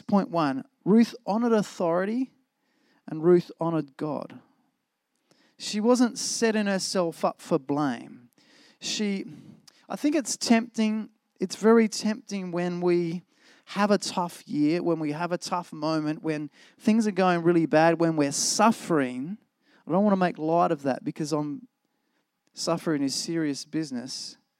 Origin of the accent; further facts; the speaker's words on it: Australia; I love being Australian